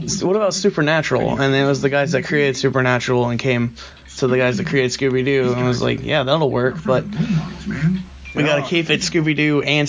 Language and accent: English; Macon, Georgia, United States; I grew up in Macon